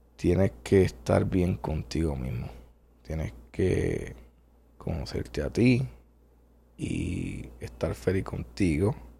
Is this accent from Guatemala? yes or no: no; Puerto Rico; nacido y criado en Puerto Rico